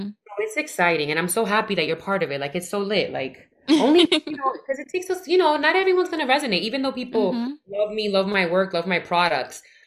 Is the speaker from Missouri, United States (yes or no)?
no; New York City, New York, United States; I'm from the Bronx, born and raised.